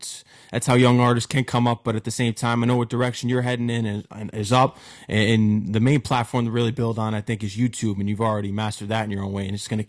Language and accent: English; Connecticut, United States; also born or lived in tri-state area; me being from Connecticut, because I'm based in the tri-state area, but I'm originally from Connecticut